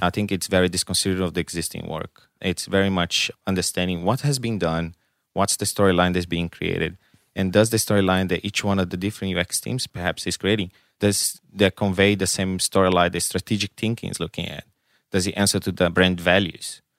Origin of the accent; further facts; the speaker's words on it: Brazil; English is a second language; now in Canberra, Australia; I'm from Brazil.